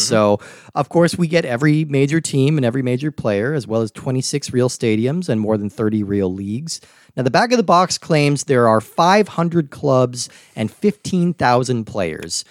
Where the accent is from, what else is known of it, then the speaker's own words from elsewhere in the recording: United States; growing up in America